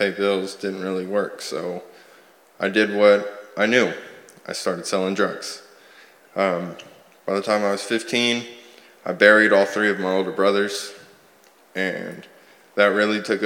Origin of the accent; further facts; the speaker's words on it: Sand Springs, Oklahoma, United States; moved away; I'm from Sand Springs, Oklahoma